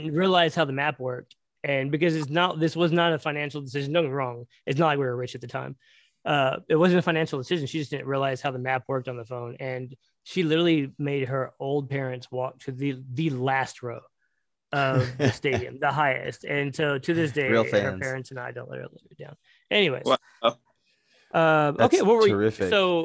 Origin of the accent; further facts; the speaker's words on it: Dallas, Texas, United States; now in McKinney, United States; I'm born and raised in Dallas.